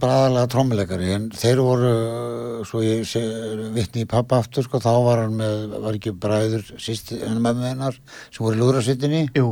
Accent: Ísafjörður, Westfjords, Iceland; við erum hérna frá Ísafjörði, ég og þú

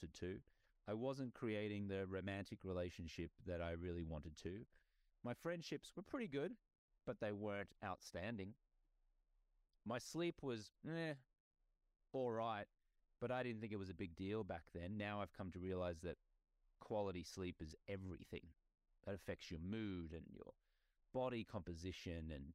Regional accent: Australia; moved away as an adult; now in United States; I grew up in Australia, my native country

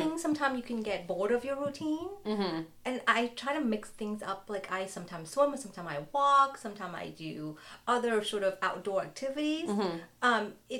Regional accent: Vietnam; moved away; growing up in Vietnam

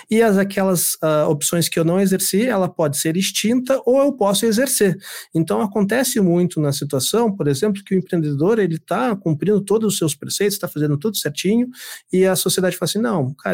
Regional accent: Rio Grande do Sul, Brazil; also born or lived in Mato Grosso do Sul; Eu sou, sou sertanejo, sou do Mato Grosso do Sul. Mas eu sou criado aqui no, no, no Rio Grande do Sul há muitos ah, anos.

